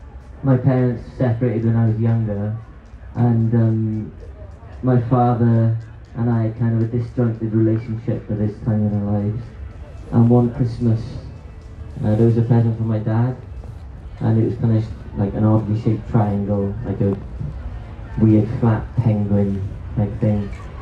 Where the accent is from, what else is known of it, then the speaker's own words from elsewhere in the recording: Swansea, Wales, United Kingdom; Swansea boy through and through.